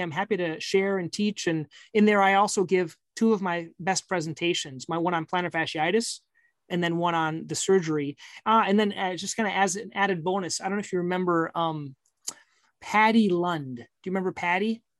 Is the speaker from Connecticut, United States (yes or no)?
no; Minnesota, United States; I'm from Minnesota.